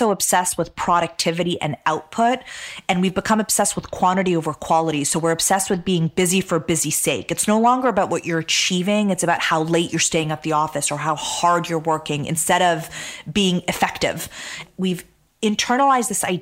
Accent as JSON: {"language": "English", "country": "Canada", "tie": "born or raised there", "also_born_or_lived": "Damascus, Syria / Toronto, Canada", "said": "I was born in Damascus, Syria, and my parents immigrated to Canada, to Toronto in 1989. And I grew up in Canada"}